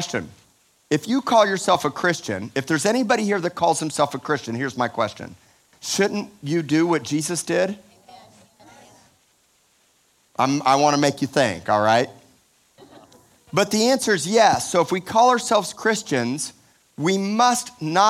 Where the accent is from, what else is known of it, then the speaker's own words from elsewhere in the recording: Miami, Florida, United States; I'm from Miami